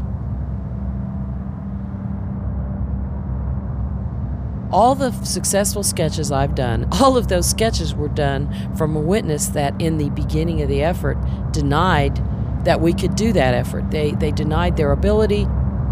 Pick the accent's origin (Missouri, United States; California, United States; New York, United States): Missouri, United States; Kansas City; now in Spring, Texas, United States; I grew up in Kansas City, Missouri.